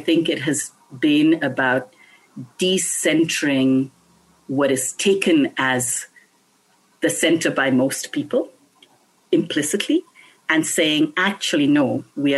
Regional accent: India; when I was a child growing up in India

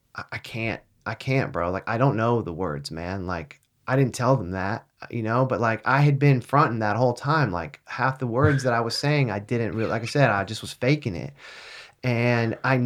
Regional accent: California, United States; I was born in Cali, bro. I've got that Cali blood

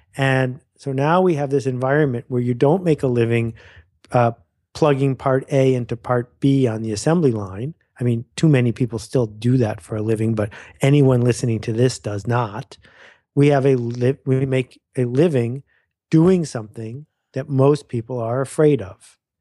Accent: Buffalo, New York, United States; moved away as an adult; also born or lived in Mount Vernon, New York; I spent from year five to year eighteen outside of Buffalo, New York, a fabulous place to grow up

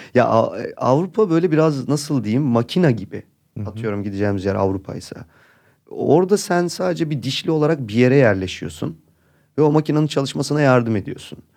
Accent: Istanbul, Turkey; Burada doğdum, büyüdüm

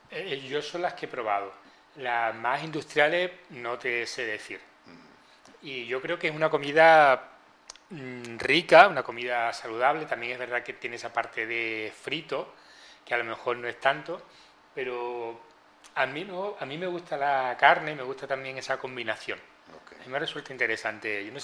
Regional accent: Seville, Andalusia, Spain; Y como buen sevillano que haces amigos

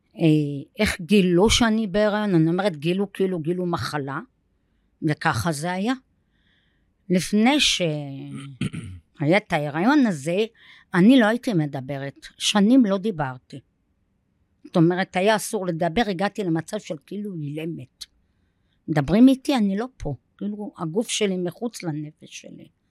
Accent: Safed, Northern District, Israel; moved away; אני ילידת צפת, נולדתי ב-1962.

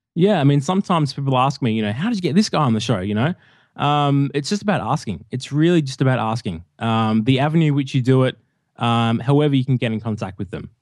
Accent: Melbourne, Victoria, Australia; moved away as an adult; now in Hamilton, Australia; I'm from Melbourne, and I recently moved a few months ago, uh, about four hours out of Melbourne to a rural, a rural town, uh, called Hamilton

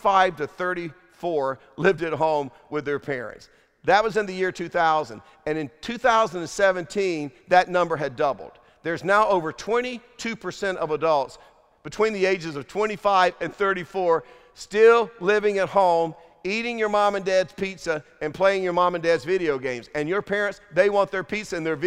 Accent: Durham, North Carolina, United States; we grew up in Durham, North Carolina, dirt poor

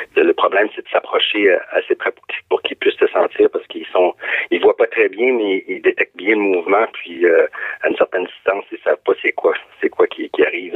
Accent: Gaspésie, Quebec, Canada; je suis gaspésien

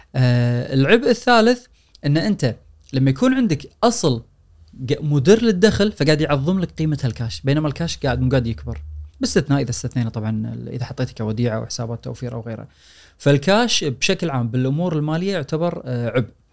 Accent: Kuwait; عندنا بالكويت

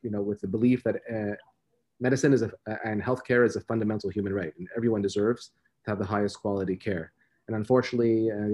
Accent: Montreal, Quebec, Canada; I'm born and raised in Montreal in Canada.

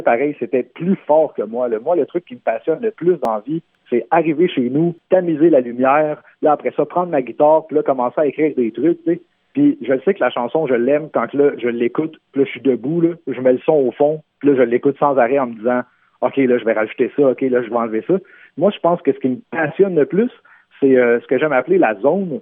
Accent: Terrebonne, Quebec, Canada; first language French; chez nous, à Terrebonne, sur la rive nord de Montréal

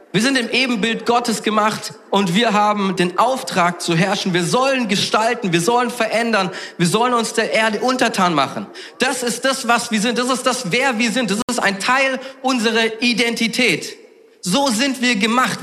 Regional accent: Southern Germany, Germany; ich komme aus Süddeutschland

